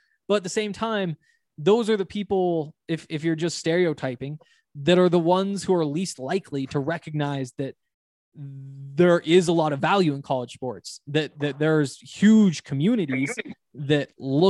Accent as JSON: {"language": "English", "region": "Montana", "country": "United States", "said": "And, you know, I come from Montana where there was this huge football culture"}